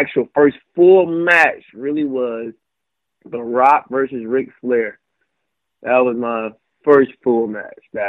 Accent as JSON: {"language": "English", "town": "Wilmington", "region": "North Carolina", "country": "United States", "moved": "as an adult", "lives_now": "Charlotte, United States", "said": "I'm originally from Wilmington, North Carolina"}